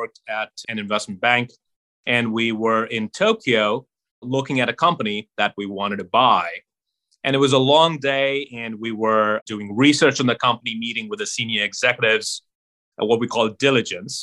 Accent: Mumbai, Maharashtra, India; I grew up in Mumbai

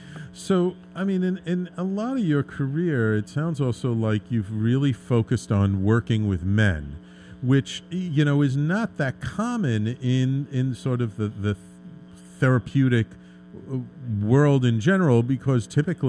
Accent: New York City, New York, United States; I grew up in the Bronx

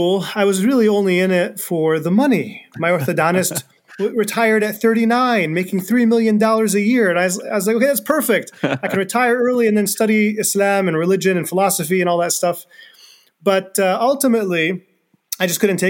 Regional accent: East Lansing, Michigan, United States; I was born and raised in this part of Michigan. I was born in Lansing, raised in East Lansing

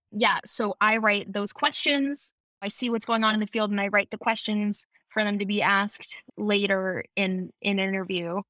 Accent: Michigan, United States; moved away as an adult; now in California, United States; I, we grew up in Michigan

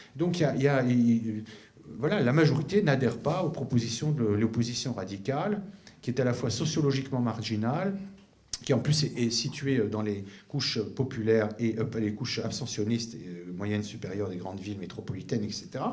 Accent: France; chez nous en France

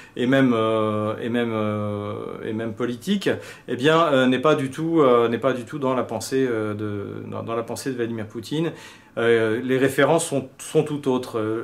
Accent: France; en tant que Français

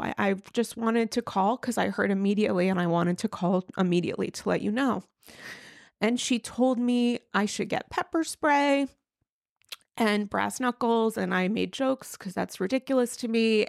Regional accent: New York, United States; being a New Yorker

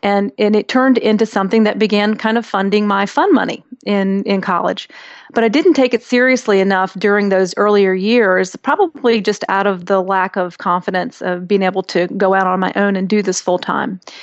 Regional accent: India; I was born in India to an American mother and an Indian father

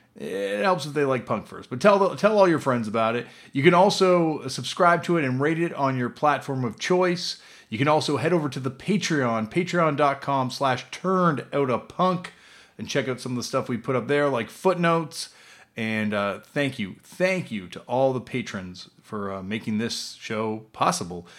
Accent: East Coast, United States; growing up on the East Coast

